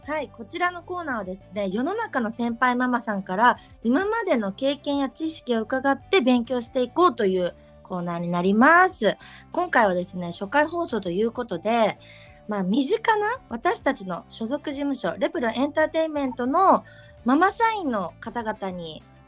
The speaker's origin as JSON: {"language": "Japanese", "region": "Hokkaido", "country": "Japan", "tie": "born or raised there", "moved": "yes", "said": "うちあの北海道出身なんですけど"}